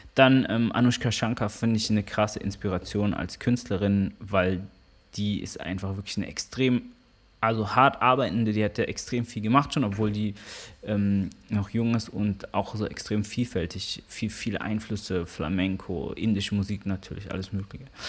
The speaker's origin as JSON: {"language": "German", "town": "Karlsruhe", "region": "Baden-Württemberg", "country": "Germany", "tie": "born or raised there", "also_born_or_lived": "Hamburg", "moved": "yes", "said": "Karlsruhe hat mich geprägt, insofern, dass ich da aufgewachsen bin"}